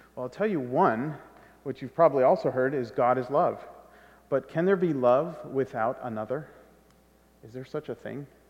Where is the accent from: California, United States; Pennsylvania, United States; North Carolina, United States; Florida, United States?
California, United States; I'm half Guatemalan and I grew up in California